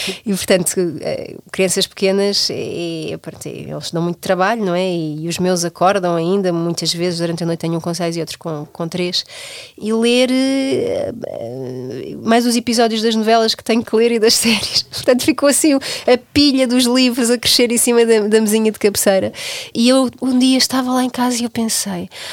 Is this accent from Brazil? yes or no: no; Portugal; nós, enquanto portugueses